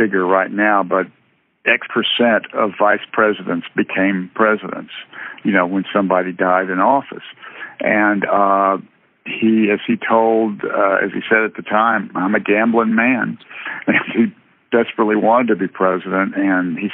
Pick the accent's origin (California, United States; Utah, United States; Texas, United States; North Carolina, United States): Texas, United States; where I was from, and I said Texas